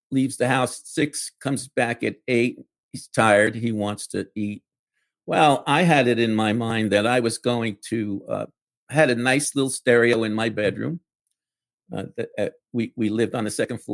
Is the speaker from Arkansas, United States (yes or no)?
no; New York City, New York, United States; I grew up in the Bronx.